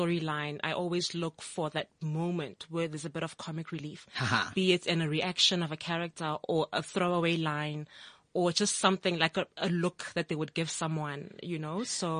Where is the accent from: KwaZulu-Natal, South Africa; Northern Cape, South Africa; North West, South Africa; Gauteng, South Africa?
North West, South Africa; Itsoseng; I'm from Itsoseng in the Northwest. Okay. Born and bred. Proud Northwest girl through and through. Platinum province.